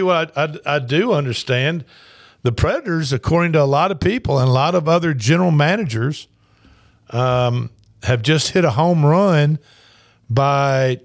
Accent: the South, United States; I'm a Southerner

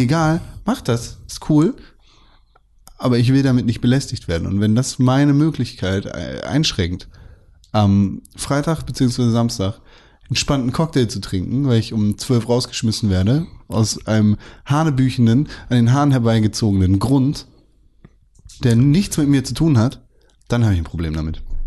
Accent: Germany

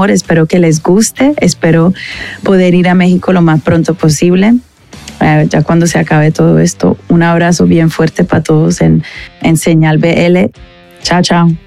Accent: London, United Kingdom; soy un artista de Londres

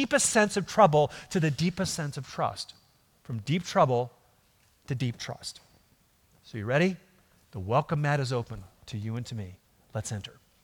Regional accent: Minnesota, United States; growing up in Minnesota, in the boonies

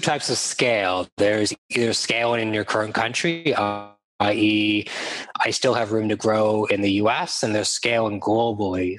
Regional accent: Toronto, Ontario, Canada; also born or lived in London, United Kingdom / Australia; now in Vancouver, Canada; I'm based in beautiful Vancouver, Canada, on the West Coast. I'm from Toronto, Canada, and I've lived around the world in London, UK, in Australia

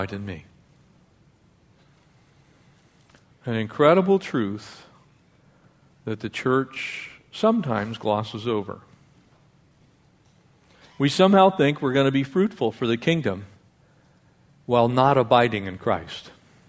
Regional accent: Escondido, California, United States; I grew up in a little town in North San Diego County. I was born in Escondido.

